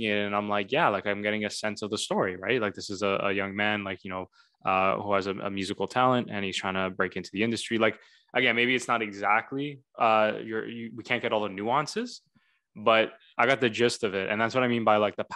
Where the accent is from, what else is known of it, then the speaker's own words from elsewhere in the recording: Canada; I being Canadian, as fellow Canadians listening to this know, we have to learn French until grade 9